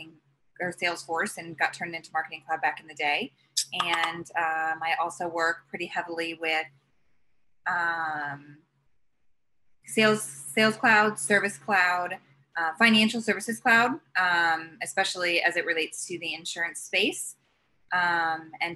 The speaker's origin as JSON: {"language": "English", "town": "Indianapolis", "region": "Indiana", "country": "United States", "tie": "born or raised there", "moved": "yes", "said": "growing up in Indiana and having Indianapolis"}